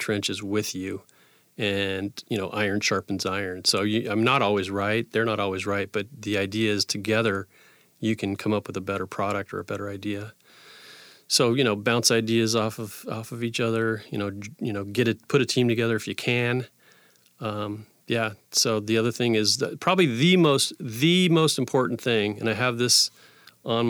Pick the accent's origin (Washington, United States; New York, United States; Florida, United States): Washington, United States; Tacoma; also born or lived in Astoria, Oregon / Parkland, Washington; I can't say I was born here, but I've been here my whole life, pretty much.